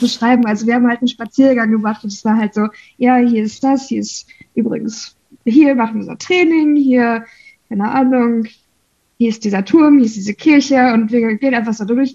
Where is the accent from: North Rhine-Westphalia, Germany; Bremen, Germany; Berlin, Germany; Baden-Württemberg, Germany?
North Rhine-Westphalia, Germany; Bei uns in NRW